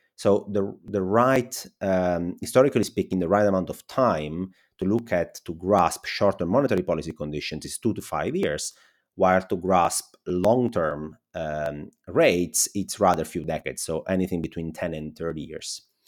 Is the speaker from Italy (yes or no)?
yes; Italy; accent: Italian; English is a second language; my Italian accent